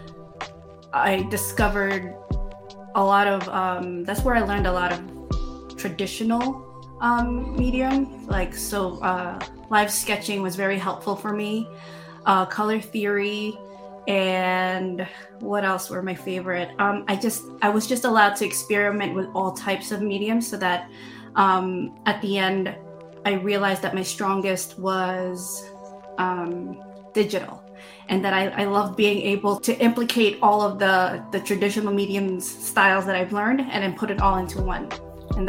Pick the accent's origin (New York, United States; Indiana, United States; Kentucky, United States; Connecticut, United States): New York, United States; New York City; I grew up in Queens, in New York